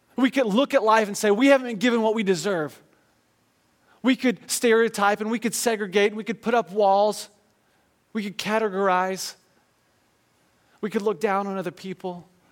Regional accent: United States

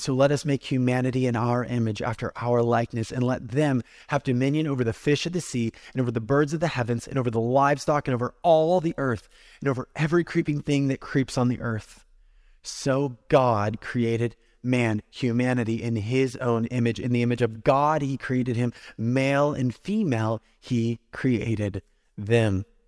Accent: California, United States; moved away; for me as a Californian kid

